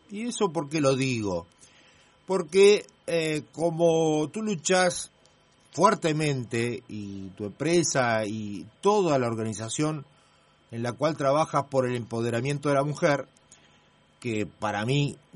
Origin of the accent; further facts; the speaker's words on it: Italy; mi país, yo soy italiano